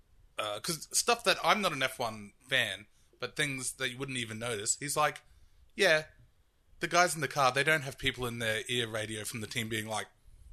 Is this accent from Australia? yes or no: yes; Australia; I'm Australian.